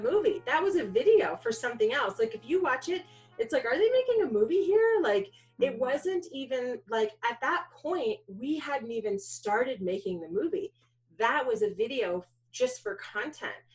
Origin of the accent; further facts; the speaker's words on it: New York City, New York, United States; So I grew up in New York. I was born in Manhattan